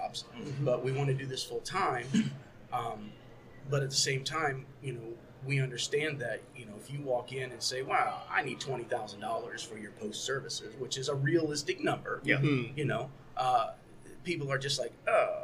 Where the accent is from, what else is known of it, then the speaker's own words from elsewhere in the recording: Indiana, United States; also born or lived in Cleveland, Ohio; We're both from Indiana